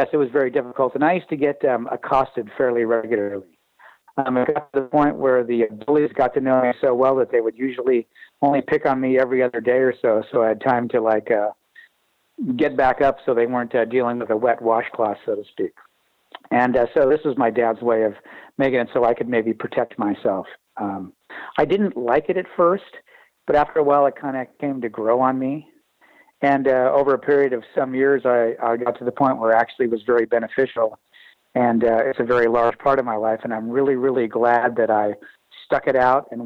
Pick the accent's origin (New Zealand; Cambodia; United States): United States; Bay Area of California; moved away as an adult; now in Vancouver; where I grew up in the Bay Area of California